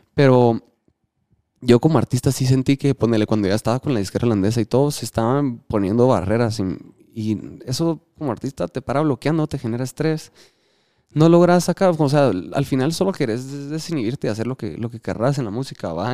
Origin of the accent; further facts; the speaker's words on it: Guatemala; los guatemaltecos estamos